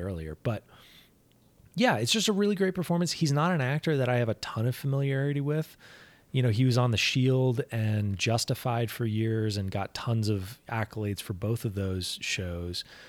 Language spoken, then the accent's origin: English; Colorado, United States; my home state of Colorado